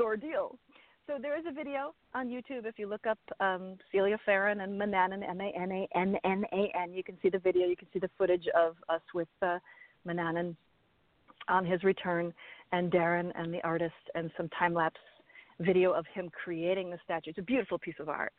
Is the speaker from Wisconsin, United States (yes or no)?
yes; Milwaukee, Wisconsin, United States; I was raised in that, and I was raised at the festival